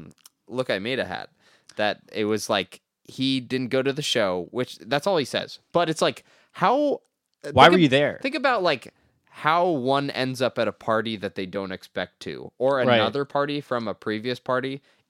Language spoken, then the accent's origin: English; New York, United States; Because I grew up in Harlem.